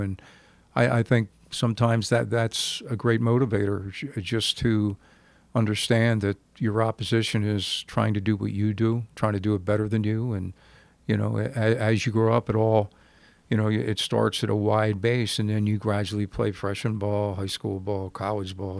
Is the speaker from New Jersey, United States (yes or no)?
yes; New Jersey, United States; growing up in South Jersey, playing in a league when I was nine years old